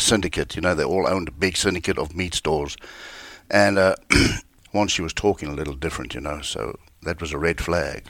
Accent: South Africa; moved away as an adult; born and raised in South Africa. I lived there

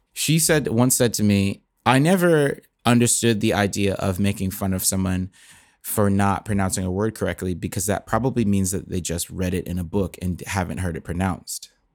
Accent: Bradenton, Florida, United States; moved away as an adult; now in Nashville, United States; I was born in, uh, Bradenton, Florida

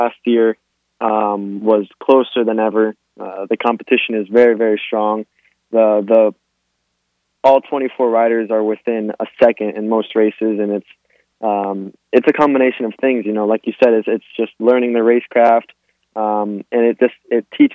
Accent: Miami, Florida, United States; born or raised there

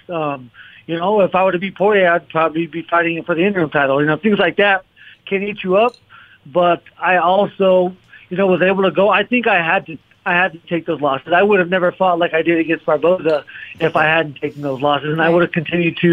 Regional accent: Arizona, United States; We're both from Arizona, both Arizona State champions, both Mexican Americans

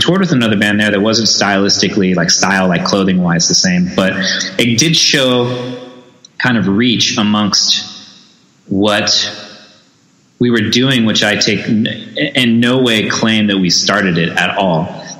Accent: San Diego, California, United States; Yeah, born and raised in San Diego.

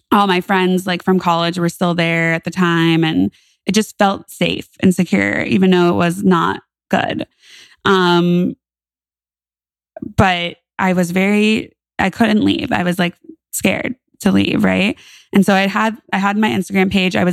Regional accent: California, United States; born there; I moved back to California. And I say back to California because I was born in California.

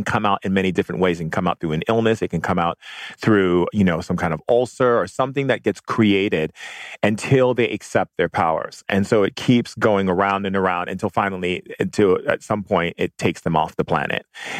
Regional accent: Hawaii, United States; I grew up in Hawaii

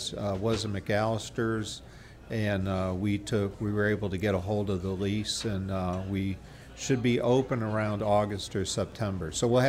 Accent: Michigan, United States; We're from Michigan originally, but we were kind of had spent years looking for just the right opportunity.

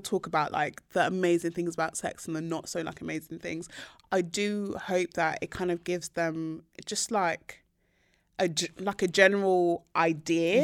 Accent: Nigeria

